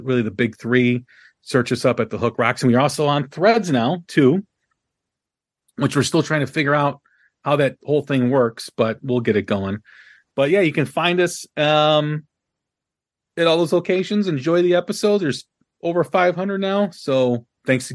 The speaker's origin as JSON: {"language": "English", "town": "Chicago", "region": "Illinois", "country": "United States", "tie": "born or raised there", "said": "my hometown, Chicago."}